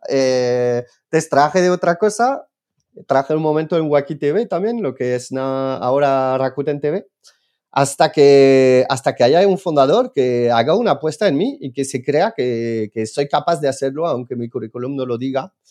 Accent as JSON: {"language": "Spanish", "country": "France", "second_language": "Spanish", "moved": "yes", "said": "soy, soy francés."}